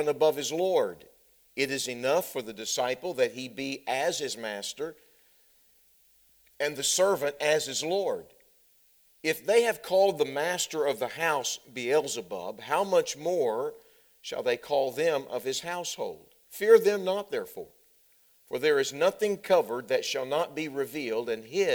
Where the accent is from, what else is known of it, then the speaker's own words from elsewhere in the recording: Texas, United States; moved away as an adult; I'm a Texan. I grew up in Texas. I live there now